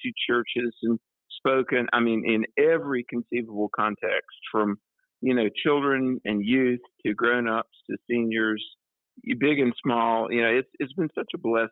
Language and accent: English; North Carolina, United States; my home state of North Carolina